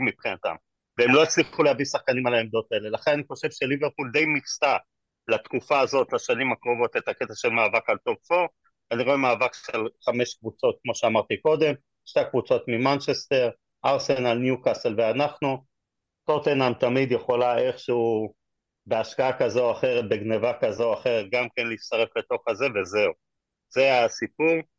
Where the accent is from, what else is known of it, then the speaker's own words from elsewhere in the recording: Israel; אנחנו כישראלים